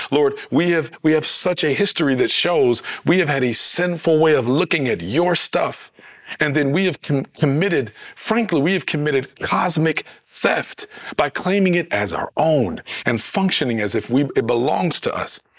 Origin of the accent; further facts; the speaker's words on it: Detroit, Michigan, United States; I'm from Michigan, from Detroit